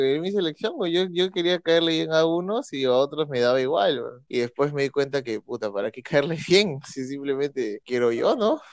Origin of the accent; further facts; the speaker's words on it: Peru; nací en Perú